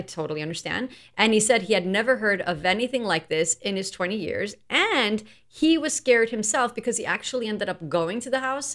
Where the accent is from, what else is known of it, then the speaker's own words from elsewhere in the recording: New York, United States; we're from New York